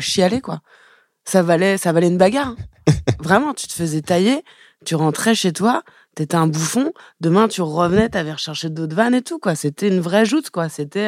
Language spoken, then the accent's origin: French; Élancourt, Île-de-France, France; also born or lived in Trappes; je viens pas de je pas de trappe. moi, je viens d'Elancourt, Morpa. C'est juste à côté